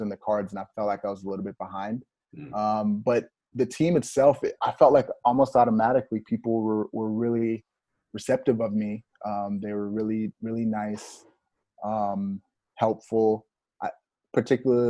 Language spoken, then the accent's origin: English; Texas, United States; moved away as an adult; I was from Texas